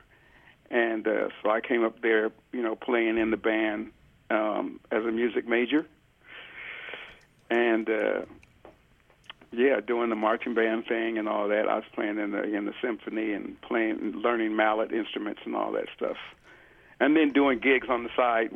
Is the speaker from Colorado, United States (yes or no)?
yes; Denver, Colorado, United States; I was born and raised in Denver